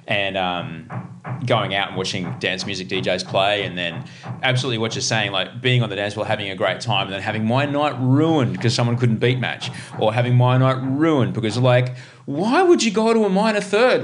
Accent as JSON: {"language": "English", "town": "Brisbane", "region": "Queensland", "country": "Australia", "tie": "born or raised there", "moved": "yes", "lives_now": "Sydney, Australia", "said": "Growing up in Brisbane"}